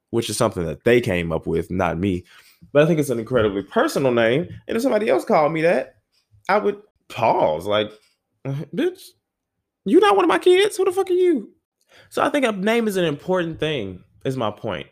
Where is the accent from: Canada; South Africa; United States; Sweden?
United States; the South; I'm from the South